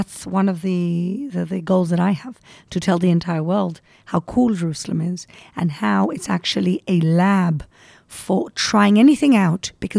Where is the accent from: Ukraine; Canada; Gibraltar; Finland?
Gibraltar; moved away as an adult; also born or lived in England; now in Israel; It's Moroccan Gibraltar. I'm from Gibraltar originally. Mm-hmm. And over there, it's a Jewish name, but over here, it's an Arab name. And, you know, I don't exactly look Ashkenazi.